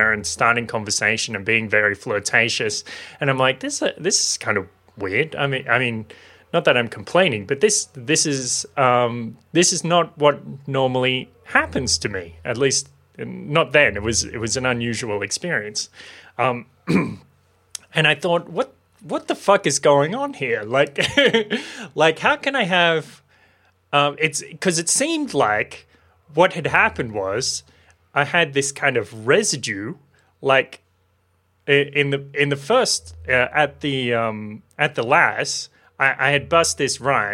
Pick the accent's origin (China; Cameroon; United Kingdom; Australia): Australia; Maitland, New South Wales; I was living in Maitland in my hometown